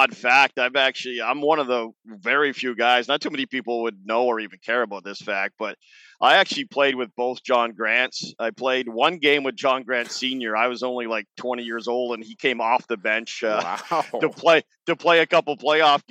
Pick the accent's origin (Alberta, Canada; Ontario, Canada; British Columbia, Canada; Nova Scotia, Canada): Ontario, Canada; Peterborough; I'm from Peterborough